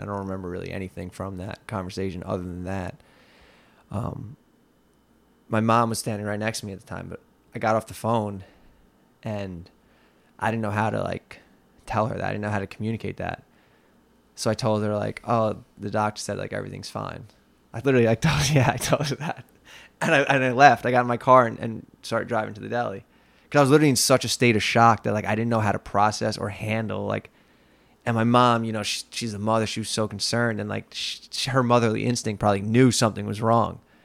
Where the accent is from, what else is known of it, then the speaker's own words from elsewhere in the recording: Long Island, New York, United States; I grew up in Leathertown, which is about About twenty minutes west of here, where we are right now in Lindenhurst.